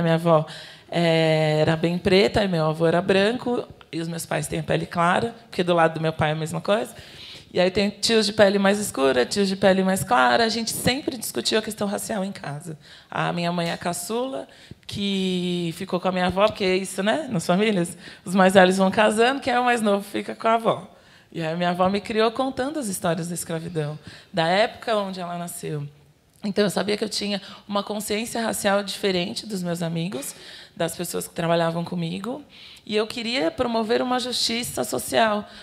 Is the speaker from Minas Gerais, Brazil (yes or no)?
no; São Paulo, Brazil; eu sou daqui de São Paulo, da periferia de São Paulo. Eu cresci é, na comunidade de Heliópolis